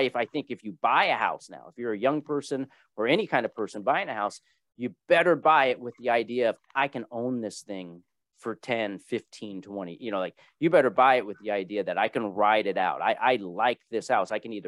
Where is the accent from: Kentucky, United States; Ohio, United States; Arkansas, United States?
Kentucky, United States; Louisville; born there; My brother was born in Pennsylvania. I was born in Louisville, Kentucky.